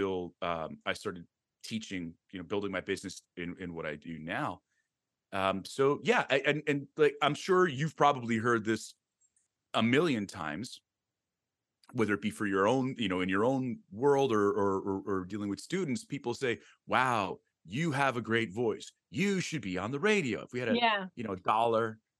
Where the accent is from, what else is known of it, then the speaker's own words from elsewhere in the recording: Long Island, New York, United States; I grew up here in Long Island